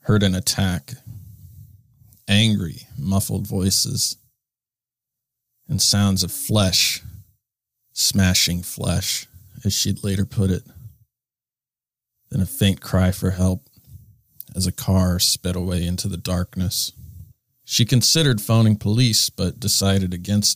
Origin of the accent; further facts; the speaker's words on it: Fairbanks, Alaska, United States; my hometown of Fairbanks. I was born and raised there.